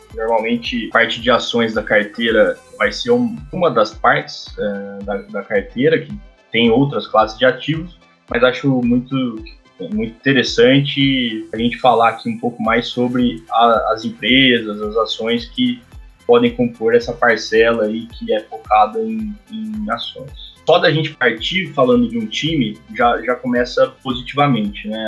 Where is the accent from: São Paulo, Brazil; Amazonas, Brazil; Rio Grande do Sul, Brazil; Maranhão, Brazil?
São Paulo, Brazil; interior of; accent: interior paulista; ser do interior de São, de São Paulo